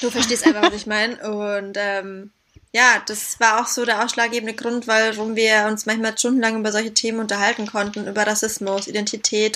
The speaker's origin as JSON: {"language": "German", "country": "Syria", "tie": "born or raised there", "also_born_or_lived": "Southern Germany", "moved": "yes", "lives_now": "Berlin, Germany", "said": "Ich kenne es aus meiner Kindheit in Syrien"}